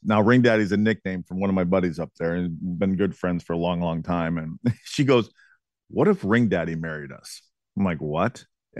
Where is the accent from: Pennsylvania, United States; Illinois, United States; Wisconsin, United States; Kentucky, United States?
Wisconsin, United States; Eagle River; Kim picked out a spot in my hometown in Eagle River called the Chanticleer Inn